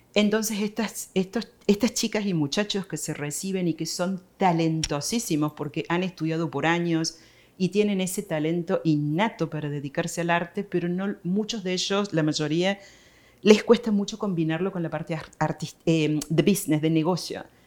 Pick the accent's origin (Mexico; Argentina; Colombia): Argentina; Córdoba; moved away as an adult; now in United States; Yo soy de Córdoba, Argentina.